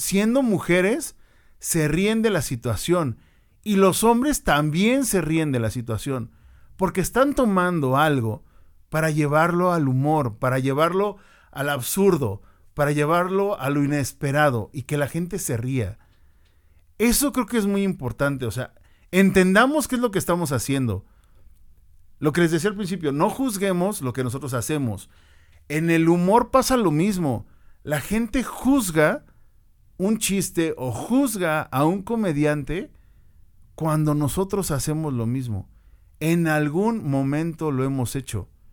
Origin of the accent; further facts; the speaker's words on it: Mexico; para nosotros como mexicanos